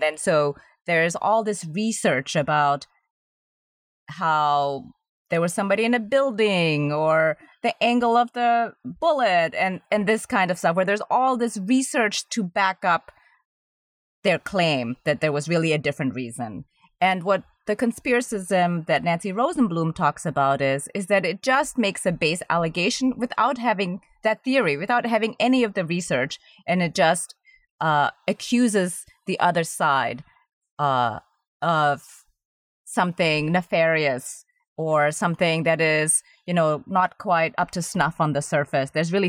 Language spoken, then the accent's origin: English; Indonesia; moved away; And I'm originally from Indonesia, which is a very young country.